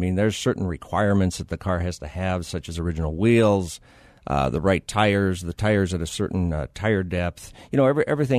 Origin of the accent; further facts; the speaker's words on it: Upham, North Dakota, United States; moved away as an adult; also born or lived in Grand Forks, North Dakota / Fargo, North Dakota; now in Arizona, United States; I'm from North Dakota. Grew up in a farm in north central North Dakota, a little town called Upham. Happened to go to the University of North Dakota in Grand Forks.